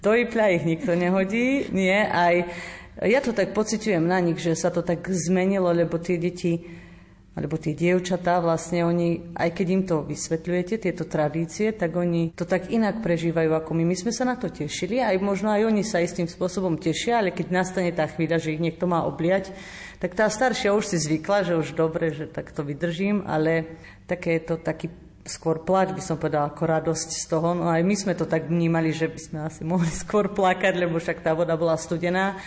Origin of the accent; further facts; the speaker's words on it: Novohrad, Mýtna, Banská Bystrica Region, Slovakia; ja som z Novohradu, teda konkrétne z Márinca, čo je asi 14 kilometrov